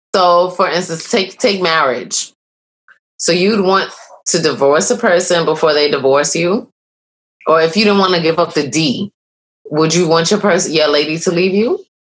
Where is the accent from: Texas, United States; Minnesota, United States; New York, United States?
New York, United States; I'm a New Yorker